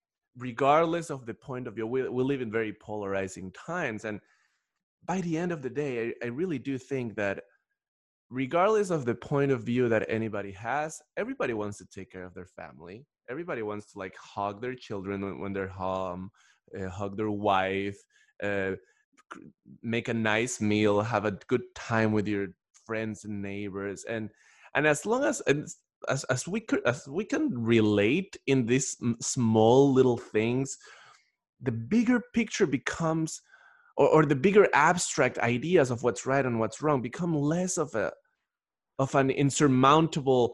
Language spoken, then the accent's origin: English; Ecuador; moved away; I'm originally from Ecuador, and in Ecuador, people speak Spanish